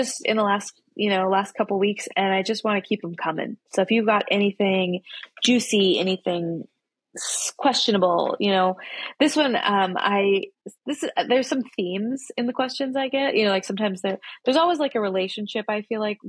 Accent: Oregon, United States; I was born in Oregon and I'm like an Oregonian

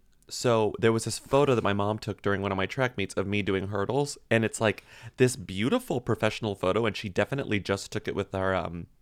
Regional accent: Texas, United States; I mean, I did every sport because like I'm from Texas.

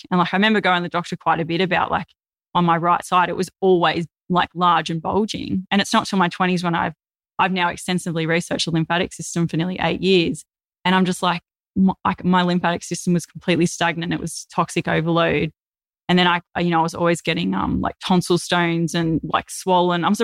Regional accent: Melbourne, Victoria, Australia; born there; also born or lived in east coast of Australia; I lived lots of different places, like all up and down the east coast of Australia. Uh, I was born in Melbourne, and I've lived in over fifty houses.

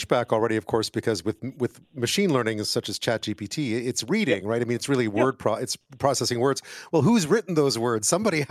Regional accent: Montreal, Quebec, Canada; Montreal, my hometown

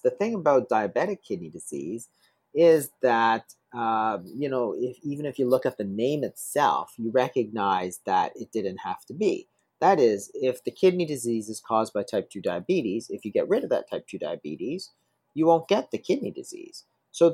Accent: Toronto, Ontario, Canada; I grew up in Toronto.

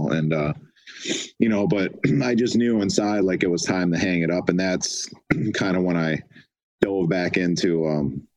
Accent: Detroit, Michigan, United States; moved away; my family, we're from Detroit originally.

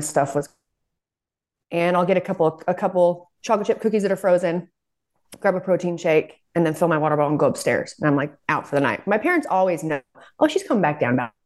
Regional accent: Salt Lake City, Utah, United States; I'm from Salt Lake

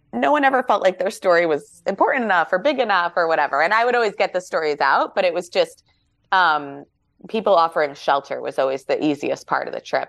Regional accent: New York, United States; we're from New York

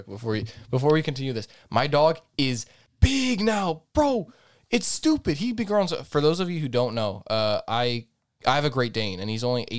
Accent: Azores, Portugal

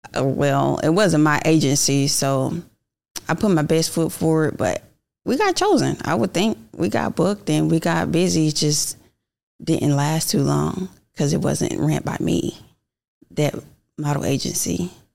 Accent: Miami, Florida, United States; now in Atlanta, United States; I'm originally from Miami, Florida, but I've been here in Atlanta for the last ten years

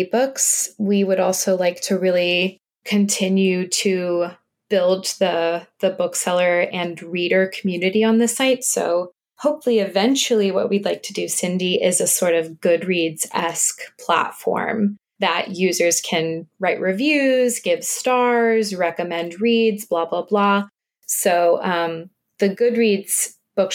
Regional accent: the South, United States; moved away; I'm actually originally from the South

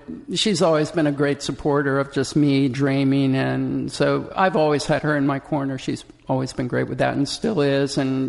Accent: Charlotte, North Carolina, United States; accent: southern; also born or lived in Des Moines, Iowa / New Jersey; You know, I was born in Des Moines, Iowa, then moved to Charlotte, North Carolina, and then we moved up to Jersey, and I learned very quickly that I had to lose my southern accent as fast as possible

